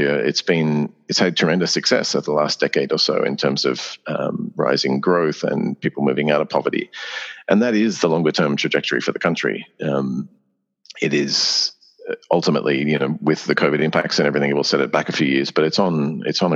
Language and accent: English; Australia